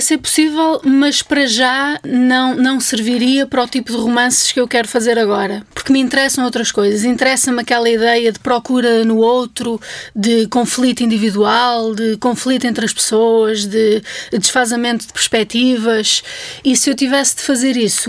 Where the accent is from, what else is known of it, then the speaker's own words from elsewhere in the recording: Vizela, Braga, Portugal; moved away; eu, entretanto, já saí de Vizela há alguns anos, portanto, quando lá volto, até já há uma certa relação de estranheza